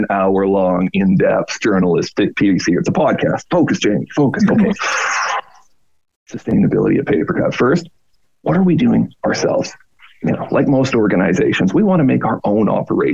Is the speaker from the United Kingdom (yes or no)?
no; Canada; moved away as an adult; also born or lived in Australia; I'm Canadian, grew up in Canada, live in Canada